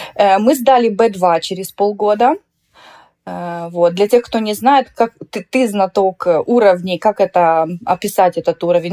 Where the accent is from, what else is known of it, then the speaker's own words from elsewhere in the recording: Moldova; moved away as an adult; also born or lived in Russia (born) / Vladimir Oblast, Russia (summers); now in Västra Götaland, Sweden; Я приехала из Молдовы.